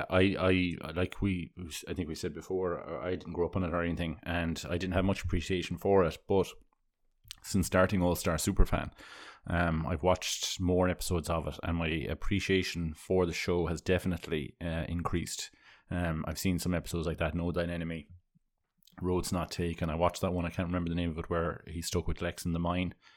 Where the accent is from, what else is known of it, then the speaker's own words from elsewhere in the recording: Ireland; growing up in Ireland